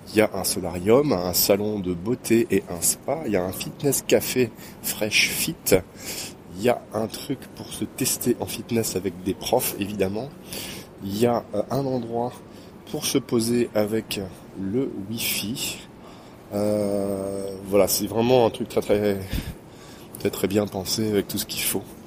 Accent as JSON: {"language": "French", "town": "Quimper", "region": "Brittany", "country": "France", "said": "Quimper, une petite ville, euh, complètement à l'ouest de France, dans une région qui s'appelle la Bretagne."}